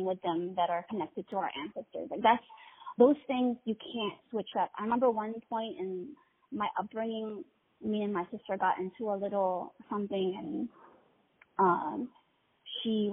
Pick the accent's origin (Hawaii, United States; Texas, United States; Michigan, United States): Hawaii, United States; Honolulu; moved away; also born or lived in California; I was born and raised in Honolulu, Hawaii